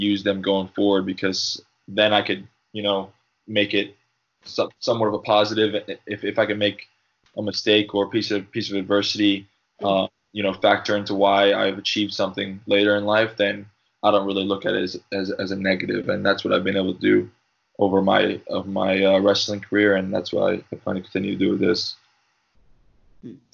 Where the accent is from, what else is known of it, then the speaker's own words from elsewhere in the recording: New Jersey, United States; also born or lived in Long Island, New York; I lived there till I was about seven, and then my family moved to New Jersey because uh, my dad uh, was a priest